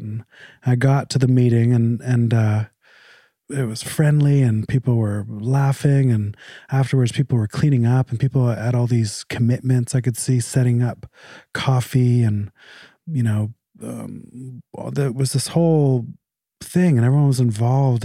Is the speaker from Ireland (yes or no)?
no; Canada; moved away as an adult; I was born in Canada. Um, I moved here about fifteen years ago, but I'm very Canadian